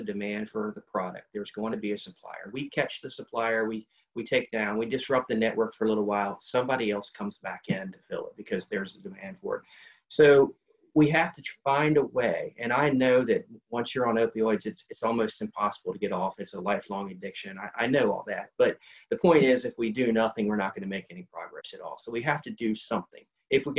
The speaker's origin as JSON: {"language": "English", "region": "West Virginia", "country": "United States", "said": "I'm a West Virginian."}